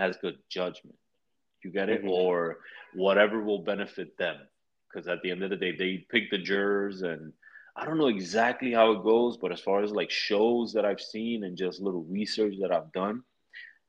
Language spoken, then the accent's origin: English; New York City, New York, United States; I'm from the Bronx.